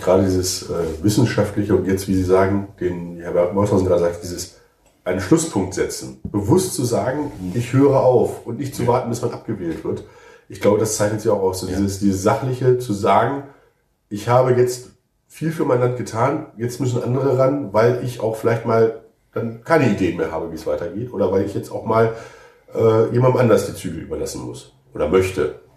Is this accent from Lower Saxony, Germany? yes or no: yes; Hildesheim, Lower Saxony, Germany; moved away; Ich bin in Hülsbühr aufgewachsen, bin da zur Grundschule gegangen.